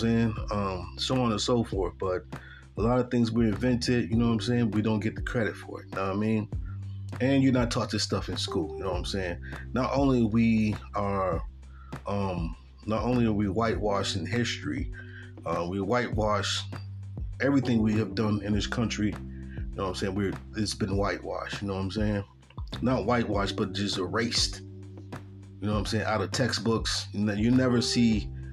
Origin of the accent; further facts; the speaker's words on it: Buffalo, New York, United States; growing up in Buffalo, New York, which is one of the top racist cities in America